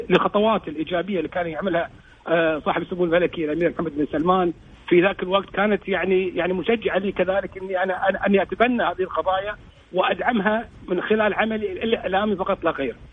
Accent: Kuwait; واللي تعتبر العمق الاستراتيجي لنا احنا ككويتيين

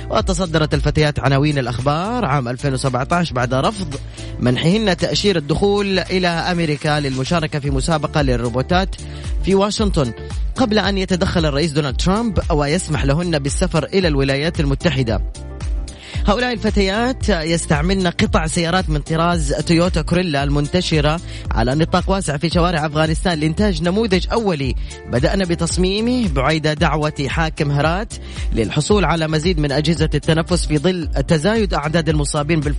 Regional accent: Riyadh, Riyadh Province, Saudi Arabia; من الرياض من الرياض

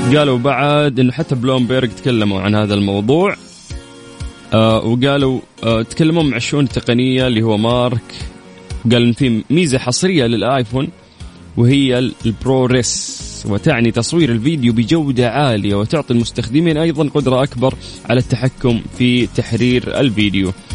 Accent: Saudi Arabia; في قلوبنا كسعوديين

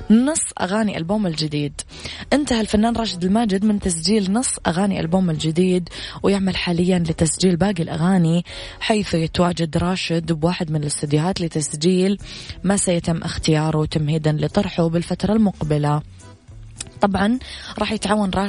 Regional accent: Sudan; من السودان أحيي أخي من اليمن الشقيق

